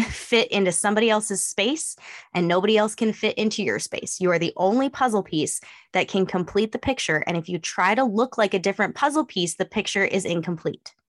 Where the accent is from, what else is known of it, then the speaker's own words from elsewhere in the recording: Northeastern California, United States; also born or lived in Eastern Oregon; now in East Texas, United States; I grew up in Northeastern California